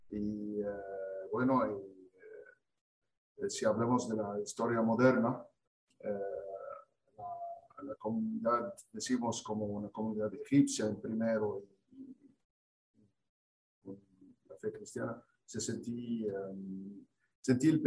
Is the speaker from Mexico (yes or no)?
no; Egypt; Spanish is a second language; moved away as an adult; also born or lived in Canada; now in Argentina; mi fe, soy, soy cristiano. los cristianos de Egipto